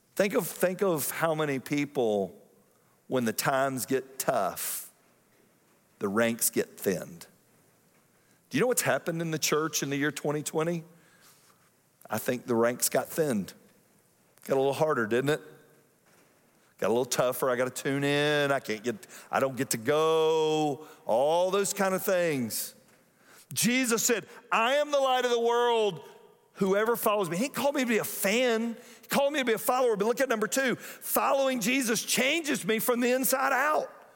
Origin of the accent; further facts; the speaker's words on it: Atlanta, Georgia, United States; growing up in Atlanta, if you grew up in Atlanta in the nineteen eighties